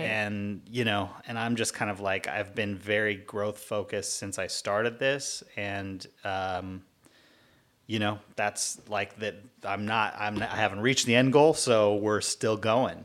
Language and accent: English; Cypress, California, United States; also born or lived in Long Beach; I was born here in Long Beach and grew up not too far away in uh, in a town called Cypress, mm, right in hmm. Orange County